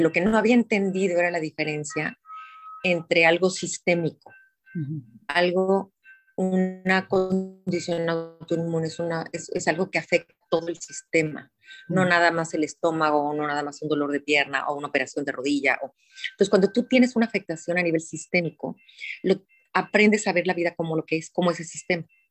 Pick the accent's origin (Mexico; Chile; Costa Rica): Mexico; Guadalajara, Jalisco; Nací en Guadalajara, Jalisco, hace 54 años